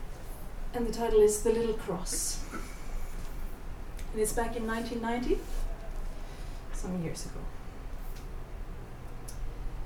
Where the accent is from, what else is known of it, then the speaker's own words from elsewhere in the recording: Hardanger fjord, Vestland, Norway; I grew up in the Hardanger fjord, where many of the best Hardanger fiddlers live